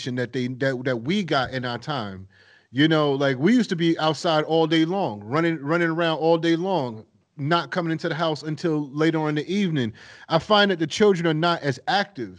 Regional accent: East Coast, United States; moved away; I'm coming from the East Coast

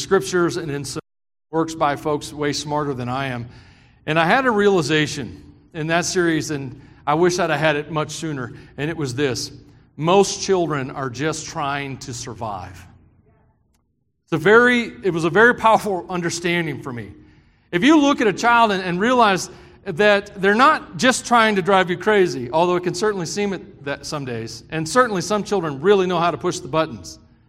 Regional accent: Tennessee, United States; I grew up in the South for the most part, Tennessee. It's hot down there.

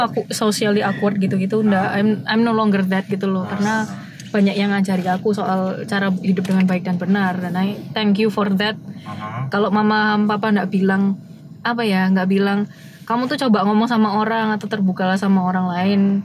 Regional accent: Surabaya, East Java, Indonesia

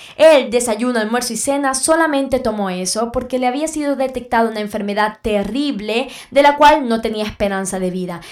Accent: Venezuela; en mi país Venezuela

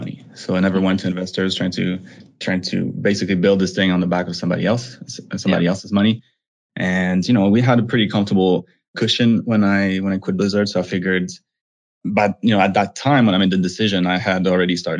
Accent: Montreal, Quebec, Canada; moved away as an adult; I'm originally from Montreal, Canada

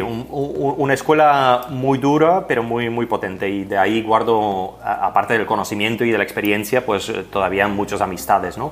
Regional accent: Flanders, Belgium; first language Dutch (Flemish); Spanish is a second language; moved away as an adult; now in Barcelona, Spain; Yo vengo de Bélgica, pero del, del, lado norte, o sea que mi idioma materno es el holandés o el flamenco

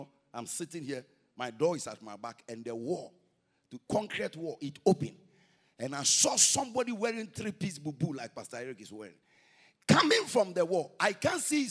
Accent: Ghana; we are from Ghana

